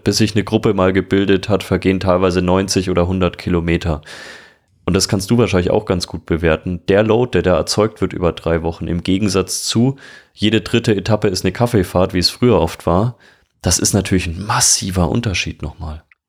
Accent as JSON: {"language": "German", "area": "Franconia", "region": "Bavaria", "country": "Germany", "said": "Ich bin aus Franken"}